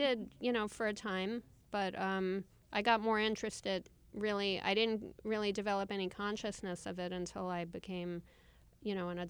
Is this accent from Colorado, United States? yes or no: no; New York City, New York, United States; I grew up in Queens.